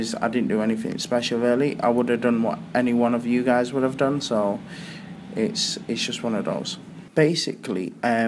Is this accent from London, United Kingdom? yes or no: no; Altrincham, North West England, United Kingdom; I'm from Altrincham in Manchester.